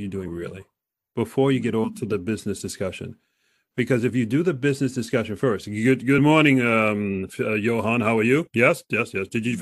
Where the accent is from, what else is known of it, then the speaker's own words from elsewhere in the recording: United States; as an American